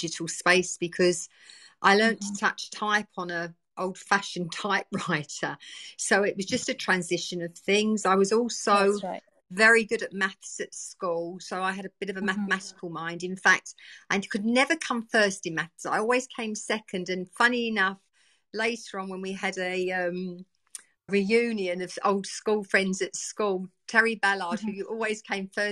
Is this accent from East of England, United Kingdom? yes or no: yes; Essex, East of England, United Kingdom; also born or lived in East End of London; I was born and bred in the East End of London. I moved out to the countryside, where a lot of people did, living in the East End of London, to Essex, beautiful countryside, when I was a little 3 year old